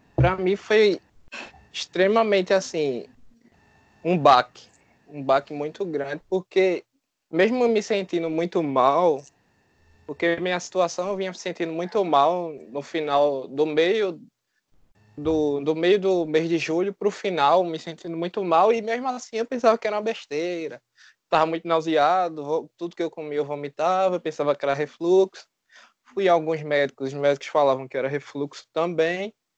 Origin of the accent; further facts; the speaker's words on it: Recife, Pernambuco, Brazil; Sou de Recife